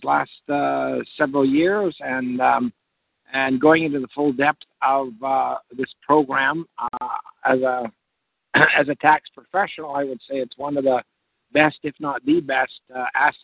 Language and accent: English; Canada; I am a Canadian. I'm a Canadian tax expert. I have a practice in the Toronto GTA area